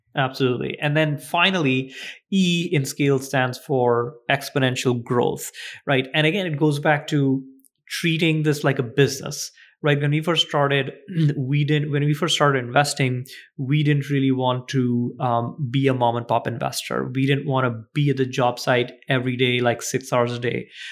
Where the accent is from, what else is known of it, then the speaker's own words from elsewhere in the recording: India; moved away; we grew up in India.